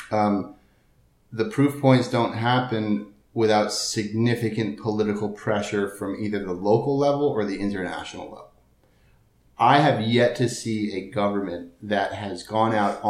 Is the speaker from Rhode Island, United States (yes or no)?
no; Connecticut, United States; moved away; also born or lived in San Diego; I'm from Connecticut